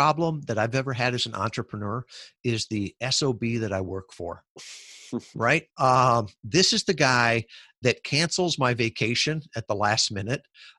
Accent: Midwest, United States; I grew up in the Midwest, working class family, and the whole idea of security was to work for a big company, to get a stable job.

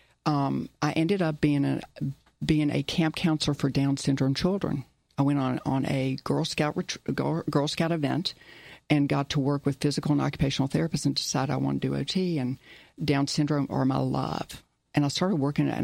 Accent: Clemson, South Carolina, United States; first language German; moved away as an adult; They moved from, when I was about one, to Clemson, South Carolina, in the heat of August, with no air conditioning, in a car with two little ones under the age of three. And I grew up in Clemson

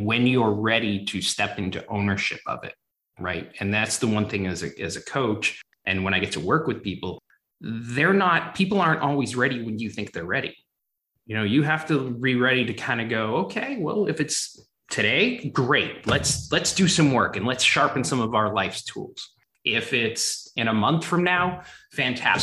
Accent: Brockton, Massachusetts, United States; growing up in Boston or south of Boston in a town called Brockton

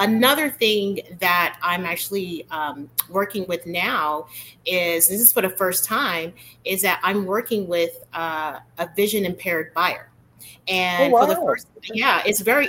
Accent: Chicago, Illinois, United States; I was raised in Chicago

